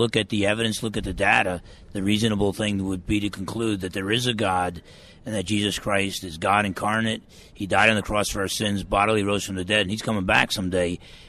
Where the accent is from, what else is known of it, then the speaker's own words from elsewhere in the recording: Essex County, New Jersey, United States; moved away; I grew up in Essex County, New Jersey. I was raised in a Catholic home, but I didn't really believe myself.